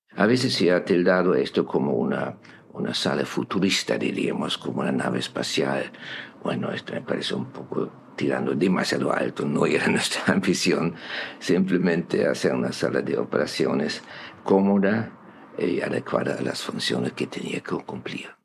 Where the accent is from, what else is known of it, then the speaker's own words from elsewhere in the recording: Germany; moved away as an adult; soy alemán